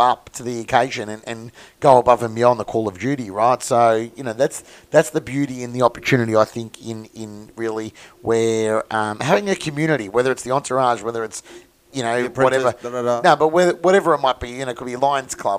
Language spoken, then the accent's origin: English; Melbourne, Victoria, Australia; from Mooney Ponds, auctioneer and real estate agent